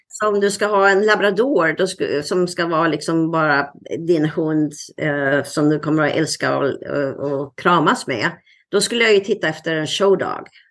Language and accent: Swedish; Sweden; moved away as an adult; also born or lived in Nyhamnsläge, Sweden; now in Seattle, United States; ända sedan jag flyttade från Sverige